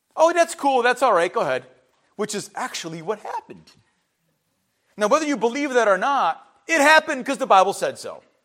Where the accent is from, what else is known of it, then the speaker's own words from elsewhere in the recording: Cleveland, Ohio, United States; growing up in Cleveland